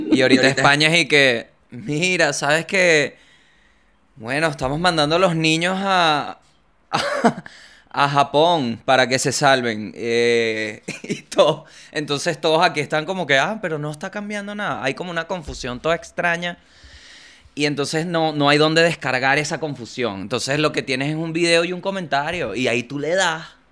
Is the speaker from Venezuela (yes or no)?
yes; Venezuela; moved away as an adult; now in Argentina; cuando salí de Venezuela para Argentina